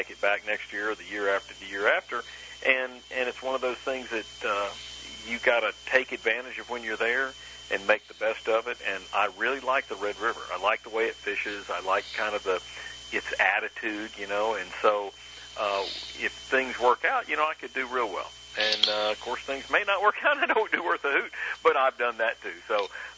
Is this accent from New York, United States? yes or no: no; Florida, United States; my home state